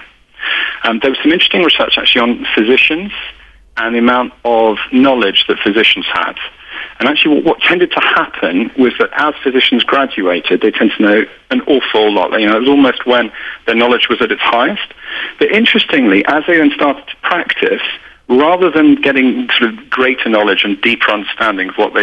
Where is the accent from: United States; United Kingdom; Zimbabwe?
United Kingdom; accent: British